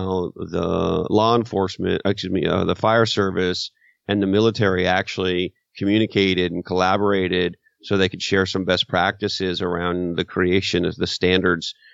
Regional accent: Canada; moved away; my home country of Canada

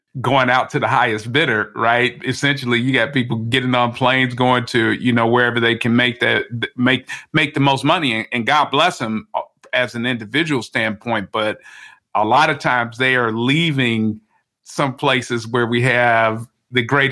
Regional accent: Chicago, Illinois, United States; moved away; also born or lived in Mississippi; I'm originally from Chicago, which is a heavily segregated city.

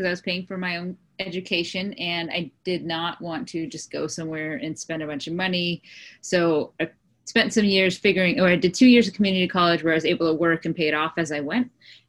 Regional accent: San Diego, California, United States; So I grew up in San Diego

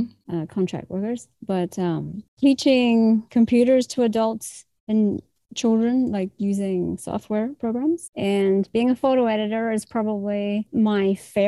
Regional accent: New Zealand; moved away as an adult; now in Canada; I was born and raised in New Zealand, but I've spent my entire adult life in Canada. So that ends up being 2/3 of my life here. So I'm probably a little bit more Canadian than I am Kiwi at the moment.

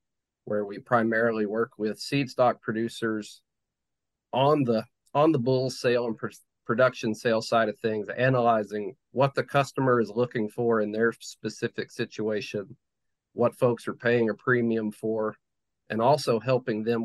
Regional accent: West Tennessee, United States; moved away as an adult; also born or lived in Kansas City / Southwest Iowa; now in Iowa, United States; I'm originally from West Tennessee. I grew up on my family farm raising seed stock Hereford cattle

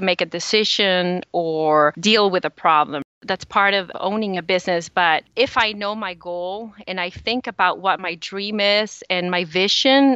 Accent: El Salvador; moved away as an adult; now in United States; I was born in El Salvador, and El Salvador is the smallest country in Central America.

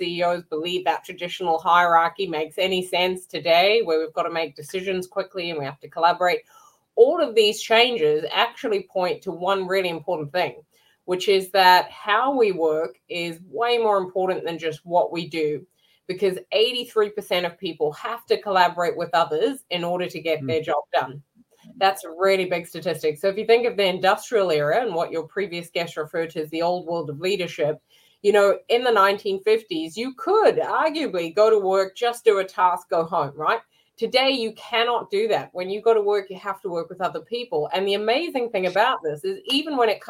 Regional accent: New Zealand; now in London, United Kingdom; I'm a New Zealander

